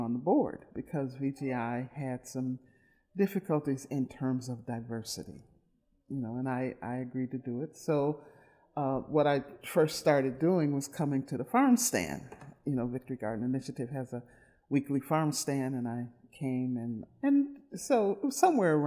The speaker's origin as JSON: {"language": "English", "town": "Milwaukee", "region": "Wisconsin", "country": "United States", "tie": "born or raised there", "said": "I grew up in Milwaukee, born and raised"}